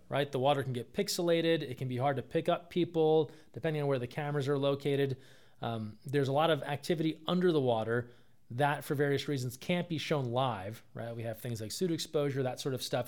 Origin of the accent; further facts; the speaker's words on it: New Jersey, United States; moved away; I'm from the East Coast, uh, grew up in New Jersey